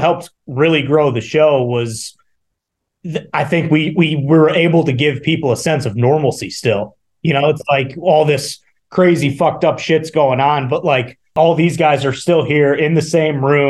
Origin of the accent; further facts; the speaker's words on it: Iowa, United States; I'm from Iowa